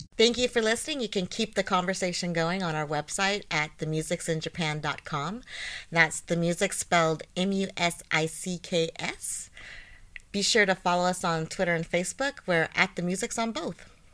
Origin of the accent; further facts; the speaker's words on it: United States; being an American